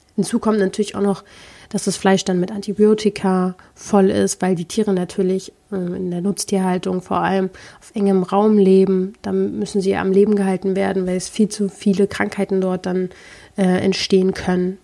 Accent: Berlin, Germany; ich komme ja nun mal aus Berlin

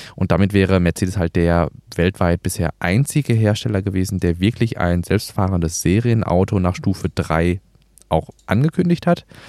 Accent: Gelsenkirchen, North Rhine-Westphalia, Germany; also born or lived in Emsland (father's origin); Also wir haben das bei uns in Gelsenkirchen

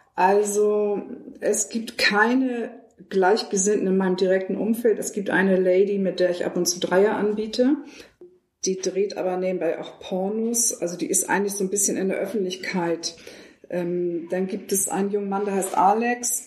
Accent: Hamburg, Germany; ich bin Hamburgerin

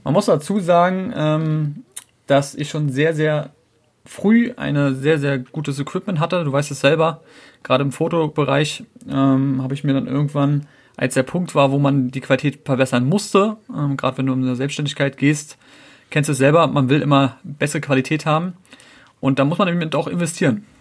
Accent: Berlin, Germany; now in Brandenburg, Germany; geboren in Berlin, wohne jetzt grundsätzlich in Brandenburg, aber so am Rand von Berlin

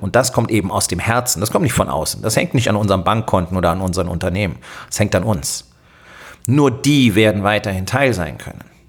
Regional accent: Germany; bei uns in Deutschland

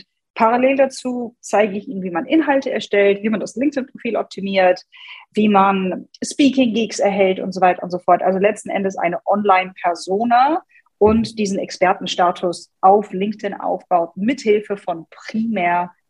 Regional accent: Hanover, Lower Saxony, Germany; ich komme aus {S255} Hannover.

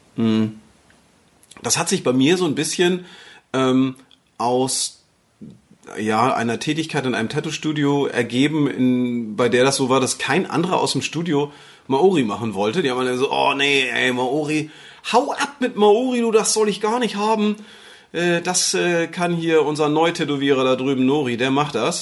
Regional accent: Northern Germany, Germany; hier bei uns im Norden, dann sagst du Brötchen

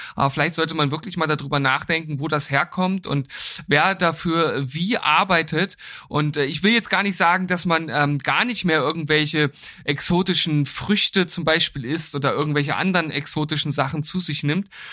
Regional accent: Lower Saxony, Germany; moved away; bei uns in Niedersachsen

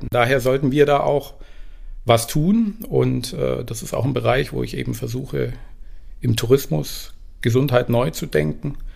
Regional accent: Esslingen, Baden-Württemberg, Germany; also born or lived in Tübingen; Ich bin geboren in Tübingen und aufgewachsen in Esslingen, also eher im Schwaberländle.

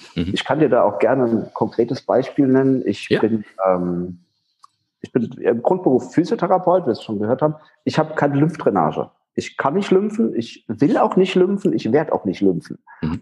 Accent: Rhineland-Palatinate, Germany; moved away as an adult; also born or lived in Schwerin; mittlerweile bin ich in meiner Heimatstadt in der Pfalz wieder

